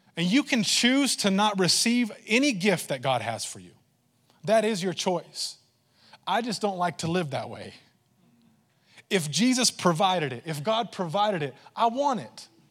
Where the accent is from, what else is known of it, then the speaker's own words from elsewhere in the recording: Texas, United States; I say y'all a lot, and I'm Texan